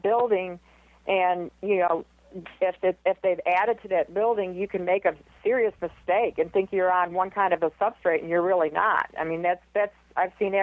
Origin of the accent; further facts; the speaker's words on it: Michigan, United States; now in Houston, United States; I'm from Michigan